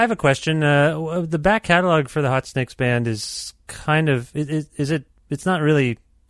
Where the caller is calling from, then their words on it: Canada; I'm calling you from Canada